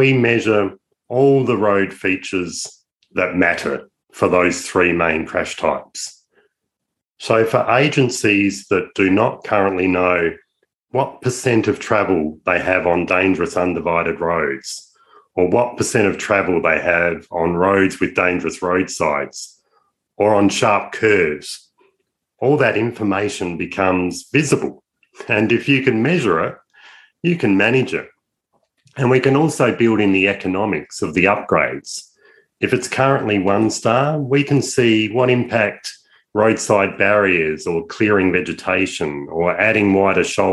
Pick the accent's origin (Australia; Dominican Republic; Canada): Australia; I'm an Aussie